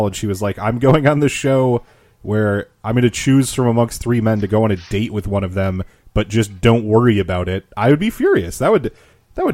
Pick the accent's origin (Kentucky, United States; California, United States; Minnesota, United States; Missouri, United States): Minnesota, United States; I'm from Minnesota